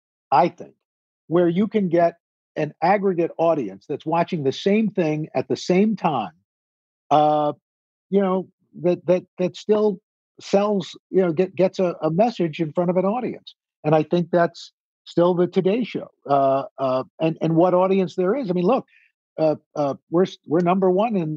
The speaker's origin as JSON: {"language": "English", "town": "New York City", "region": "New York", "country": "United States", "tie": "born or raised there", "said": "I'm a kid from Queens"}